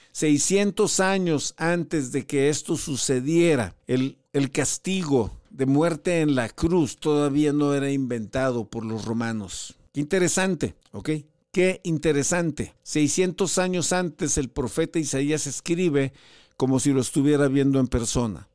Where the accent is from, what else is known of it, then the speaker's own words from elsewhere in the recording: Ciudad Madero, Tamaulipas, Mexico; yo soy originario de Ciudad Madero, Tamaulipas